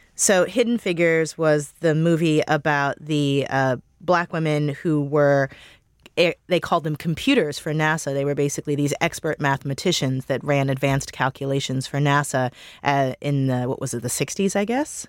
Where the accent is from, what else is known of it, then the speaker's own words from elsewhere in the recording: Missouri, United States; now in Washington, D.C., United States; I'm from Missouri